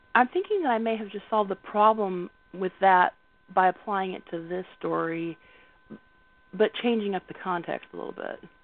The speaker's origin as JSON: {"language": "English", "region": "the South", "country": "United States", "tie": "born or raised there", "said": "I grew up in the South, and my grandma, her thing was she made little clicks with her tongue"}